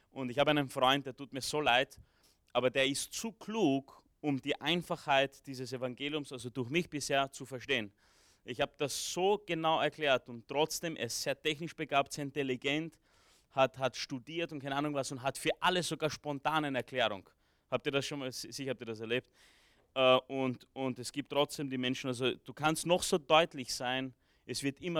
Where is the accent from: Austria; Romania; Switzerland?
Romania; born there; ich bin in Rumänien geboren, ich kann ein bisschen Rumänisch, ich habe Rumänisch äh, von zu Hause noch mitgelernt, ja, also ich habe zwar immer oft auf Deutsch zurückgesprochen